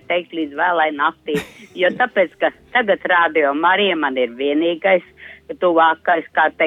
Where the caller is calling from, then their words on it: Plakanciems, Ķekava Municipality, Latvia; Es arī esmu no Čekavas novada un klausos, kā klājās Daugmalē, bet es, piemēram, dzīvoju plakanciemā arī Čekavas novadā